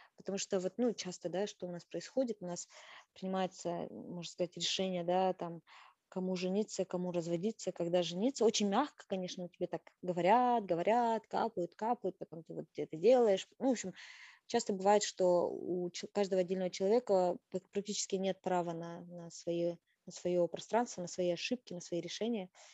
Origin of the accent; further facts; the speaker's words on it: Kazakhstan; moved away as an adult; я казашка, я навсегда буду казашкой традиционной, той самой девочкой из деревни, той самой, да, казашкой, которая выросла вот именно в такой казахской семье